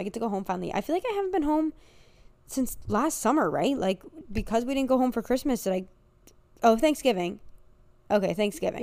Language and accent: English; United States; I'm American